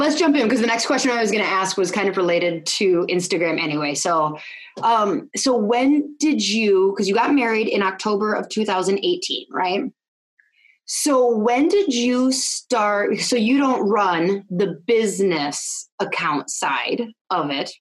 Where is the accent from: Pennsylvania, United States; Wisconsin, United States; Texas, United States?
Wisconsin, United States; North; I'm from Wisconsin, like North Wisconsin